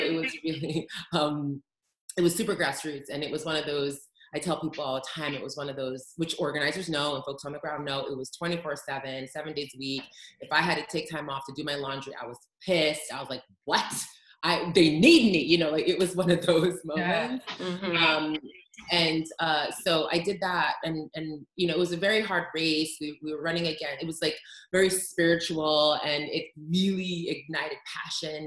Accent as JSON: {"language": "English", "town": "New York City", "region": "New York", "country": "United States", "tie": "born or raised there", "said": "I'm from New York"}